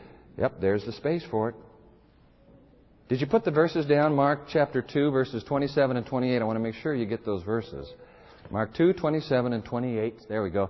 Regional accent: Japan; You know, I learned this actually from my dad. Growing up in Japan, every time Dad would go on a trip, he would promise us that when he got back, he would bring us an omiyage.

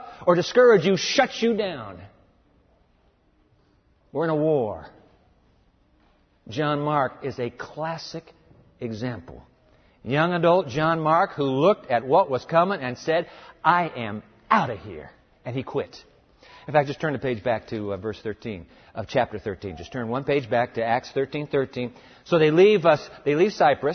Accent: Japan; I was born in Japan

